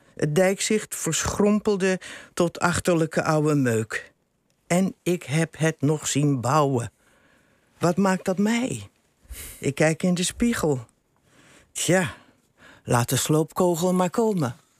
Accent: Rotterdam, South Holland, Netherlands; moved away; ben ik daar geboren en getogen.

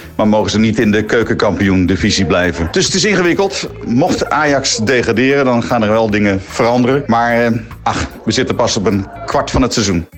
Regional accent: Utrecht, Netherlands; now in Amsterdam, Netherlands; ik kom uit Utrecht

